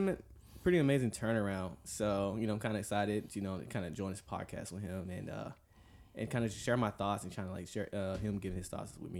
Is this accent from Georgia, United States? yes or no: yes; Atlanta, Georgia, United States; moved away; also born or lived in California; So I was born and raised in Atlanta, Georgia, and so I'm 26 right now, you know, part of the United States Navy. I'm a CS culinary specialist there, and live here for 7 years in California.